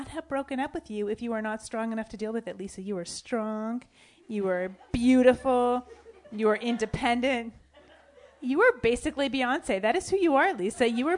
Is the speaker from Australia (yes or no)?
no; Canada; I'm white. I'm from Canada.